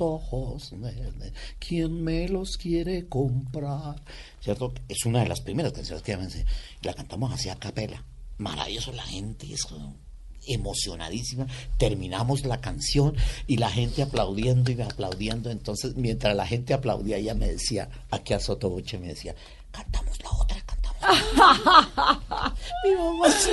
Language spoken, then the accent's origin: Spanish; Cali, Valle del Cauca, Colombia; moved away; also born or lived in Bogotá; yo soy caleño por mi padre, eh, cundiboyaco por mi mamá